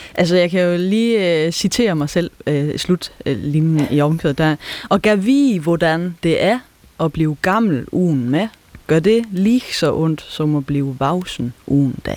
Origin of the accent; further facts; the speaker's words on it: South Jutland, Southern Denmark, Denmark; accent: South Jutlandic (sønderjysk); first language South Jutlandic Danish; moved away; Det er mit modersmål. Det er hjemfølelsen for mig at snakke sønderjysk